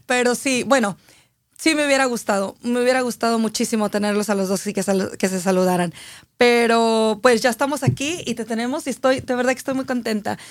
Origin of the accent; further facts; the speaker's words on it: Aguascalientes, Mexico; yo soy de Aguascalientes